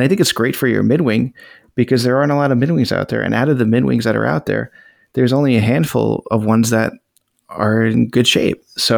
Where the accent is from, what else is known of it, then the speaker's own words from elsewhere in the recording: California, United States; I'm from California.